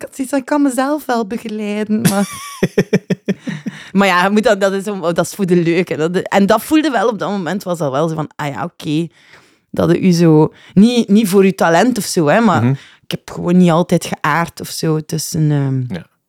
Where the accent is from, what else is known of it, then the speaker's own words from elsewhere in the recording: Ghent, Flanders, Belgium; Ik ben geboren, gelijk ieder uh, Gentenaar, denk ik, in eh, de Bijloken